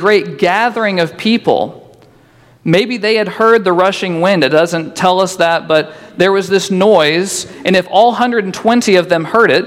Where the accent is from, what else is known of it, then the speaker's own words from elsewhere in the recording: Boonville, Indiana, United States; now in Newburgh, United States; I'm originally from Boonville